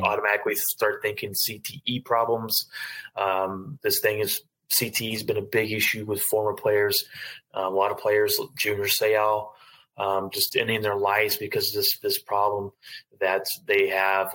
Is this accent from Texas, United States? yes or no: yes; Fort Worth, Texas, United States; I'm born and raised in Fort Worth